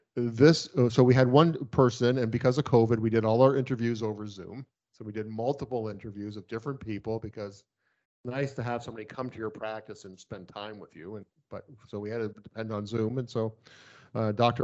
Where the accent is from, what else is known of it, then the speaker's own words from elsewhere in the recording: Canada; as a Canadian, I can work in the States